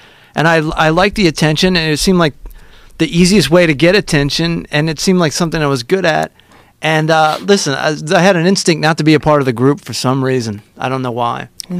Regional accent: Southern Maryland, United States; I grew up in Southern Maryland

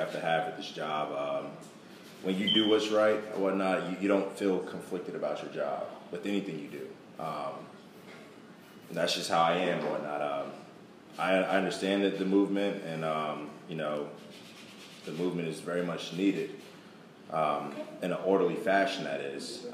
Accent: Jersey City, New Jersey, United States; I come from Jersey City, New Jersey, which is right outside of Newark, New Jersey

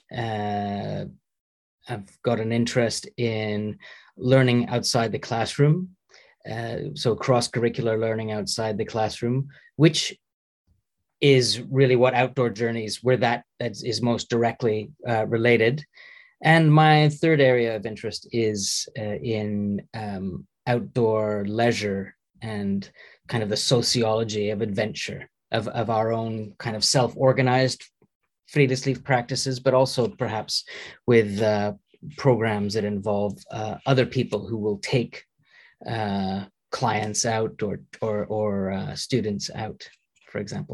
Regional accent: Canada; moved away as an adult; also born or lived in United Kingdom / Edinburgh; now in Norway; I'm Canadian um, uh, originally

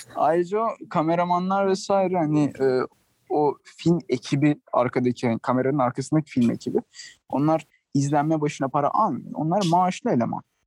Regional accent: Turkey; now in Barcelona, Spain; ben Türk'üm

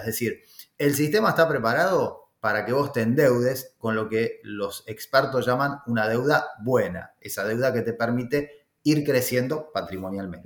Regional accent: Argentina; accent: Argentine; moved away as an adult; also born or lived in Florida, United States; now in United States; vengo de Argentina como mi este, forma de hablar lo indica. Ya hace varios años que vivo aquí en Estados Unidos.

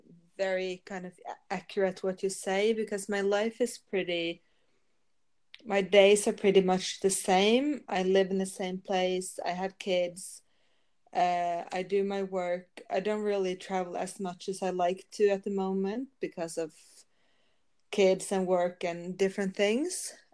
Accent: Norway; accent: Norwegian; English is a second language; No, yeah, I'm from Norway. I live in Norway, so that's why I have the accent.

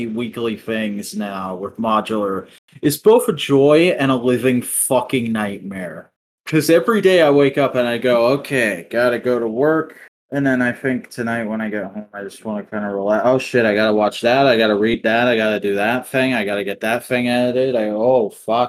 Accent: South Carolina, United States

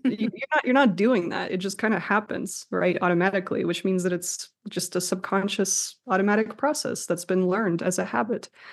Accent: Russia; moved away; I'm from Russia

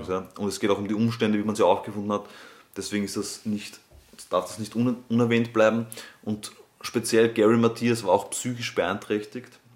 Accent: Austria; bei uns in Österreich

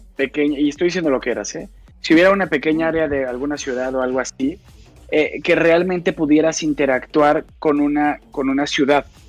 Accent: Mexico; Yo soy mexicano

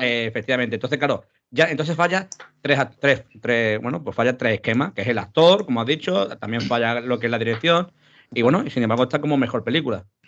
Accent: Málaga, Andalusia, Spain; yo que soy de Málaga

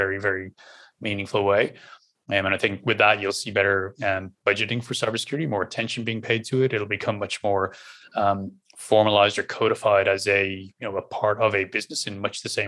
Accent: Ireland; accent: Irish; my normal Irish accent

